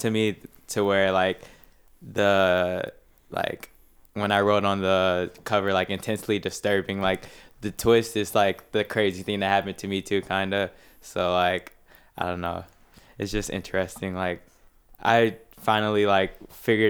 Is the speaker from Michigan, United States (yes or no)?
yes; Detroit, Michigan, United States; The west side of Detroit. So like 7 Mile and the Lodge Freeway